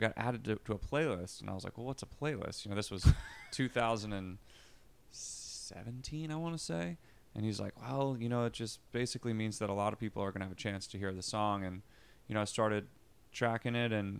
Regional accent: Philadelphia, Pennsylvania, United States; also born or lived in Los Angeles; now in Philadelphia, United States; I was moving from Los Angeles to Philadelphia, which is where I'm originally from

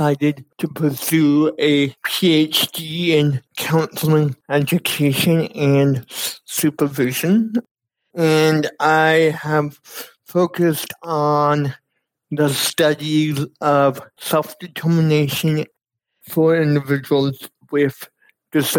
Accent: Florida, United States; moved away as an adult; now in Kansas, United States; I grew up in Florida all my life

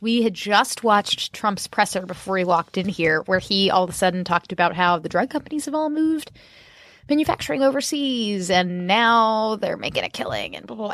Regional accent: Orlando, Florida, United States; my hometown of Orlando

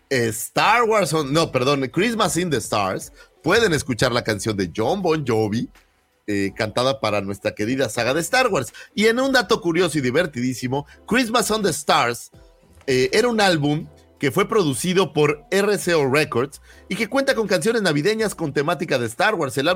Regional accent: Oaxaca, Mexico; born there; Nací cerca de Oaxaca.

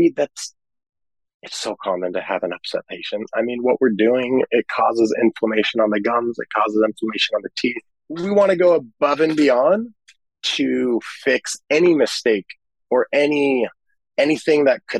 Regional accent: Mission Viejo, California, United States; I grew up here in California, in Mission Viejo

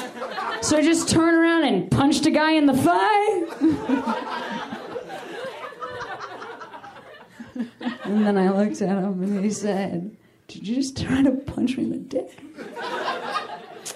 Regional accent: Chicago, Illinois, United States; also born or lived in Boston; now in Los Angeles, United States; my hometown, Chicago

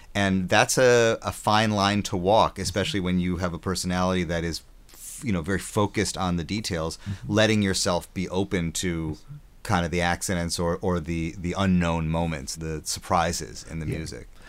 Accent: Wisconsin, United States; I grew up in Wisconsin

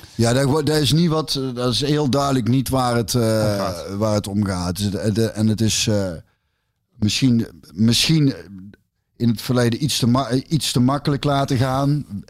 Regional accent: Hintham, North Brabant, Netherlands; Ik kom uit Hintum, Hintem, Hintem-Zuid. Dat is tussen de Bos en Rosmel

